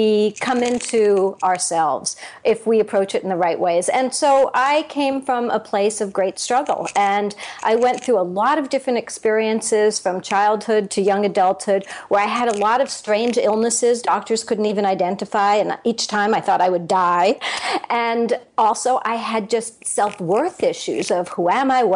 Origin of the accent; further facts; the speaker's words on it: New York City, New York, United States; now in Florida, United States; I'm originally from New York City